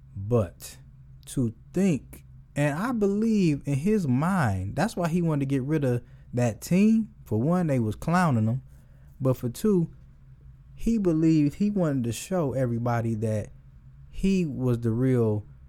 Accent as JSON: {"language": "English", "town": "Detroit", "region": "Michigan", "country": "United States", "said": "I'm from Detroit."}